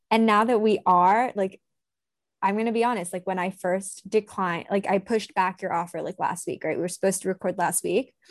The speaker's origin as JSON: {"language": "English", "country": "Hong Kong", "tie": "born or raised there", "moved": "as an adult", "said": "growing up in Hong Kong"}